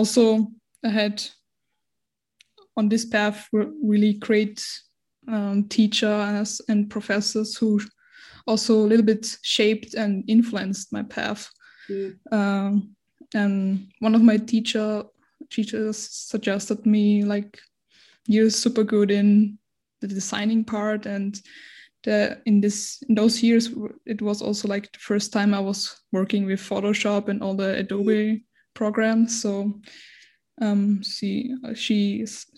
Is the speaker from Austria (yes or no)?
yes; Austria; English is a second language; I'm 24 years old and born and raised in Austria. So yeah, as I told you before, English is not my first language nor my second language because I have Turkish roots